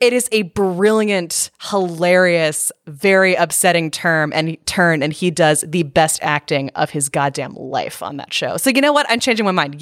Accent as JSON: {"language": "English", "region": "Northern California", "country": "United States", "tie": "born or raised there", "said": "growing up in Northern California"}